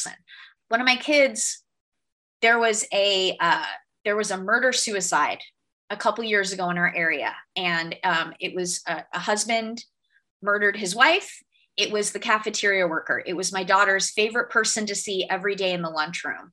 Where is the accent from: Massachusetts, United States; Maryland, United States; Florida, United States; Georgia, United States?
Florida, United States; my home state